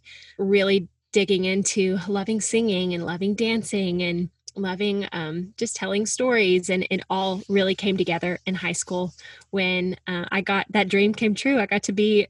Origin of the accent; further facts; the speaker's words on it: Little Rock, Arkansas, United States; moved away as an adult; also born or lived in Oklahoma City; now in New York City, United States; I'm from Little Rock, Arkansas. I'm the youngest of three girls. And yeah, growing up, faith and family was just such a big part of my life